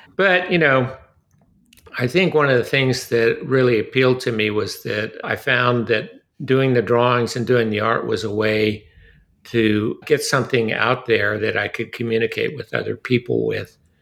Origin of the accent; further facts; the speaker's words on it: Southern California, United States; moved away as an adult; now in Austin, United States; I was born and raised in Southern California